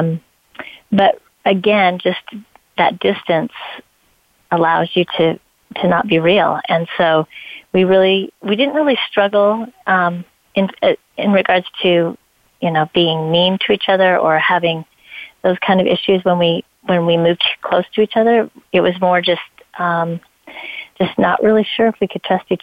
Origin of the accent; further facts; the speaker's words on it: Idaho, United States; moved away as an adult; also born or lived in Colorado / California; I was born and raised in Idaho